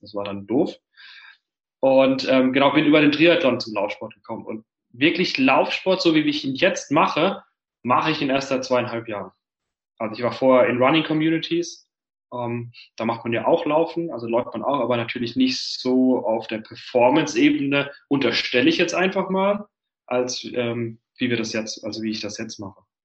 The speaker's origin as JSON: {"language": "German", "area": "Heidelberg area", "region": "Baden-Württemberg", "country": "Germany", "tie": "born or raised there", "moved": "yes", "lives_now": "Berlin, Germany", "said": "ich komme ja vom Dorf ursprünglich, also mein Bruder und ich, wir kommen aus der Heidelberger Gegend, das ist im Süden Deutschlands."}